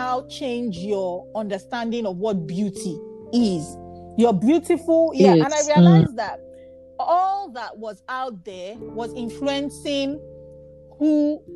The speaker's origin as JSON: {"language": "English", "region": "Bayelsa", "country": "Nigeria", "said": "I'm from Bayelsa State, and my tribe is Nembe, and in my language"}